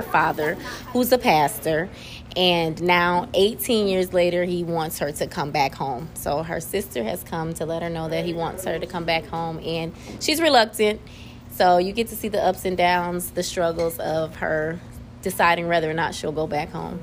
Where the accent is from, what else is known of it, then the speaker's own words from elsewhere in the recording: Peoria, Illinois, United States; moved away as an adult; now in Greenville, United States; I'm originally from Peoria, Illinois